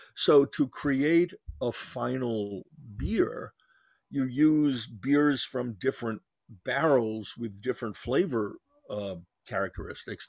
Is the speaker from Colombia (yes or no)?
no; New York, United States; I'm Jewish and from New York